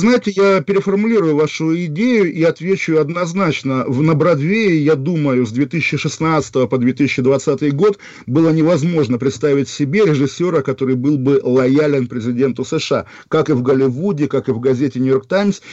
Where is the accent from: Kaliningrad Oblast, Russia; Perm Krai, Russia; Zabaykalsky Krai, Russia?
Kaliningrad Oblast, Russia; Kaliningrad; в моем родном городе, который сейчас называется Калининград